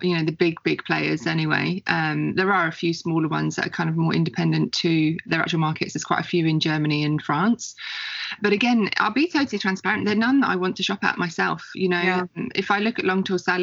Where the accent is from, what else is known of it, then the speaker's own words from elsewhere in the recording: Faversham, South East England, United Kingdom; moved away as an adult; now in Melbourne, Australia; I'm English originally. So I was born and bred in a little place called Faversham in Kent in England.